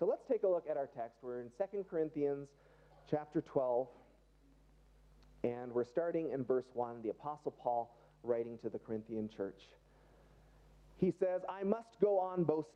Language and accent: English; Canada; we're still Canadian today